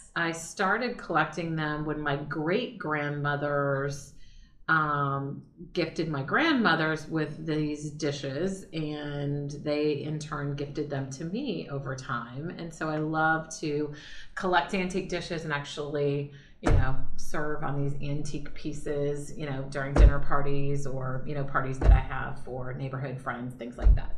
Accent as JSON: {"language": "English", "town": "Marshalltown", "region": "Iowa", "country": "United States", "moved": "yes", "said": "I am from Iowa, central Iowa, a town called Marshalltown, Iowa"}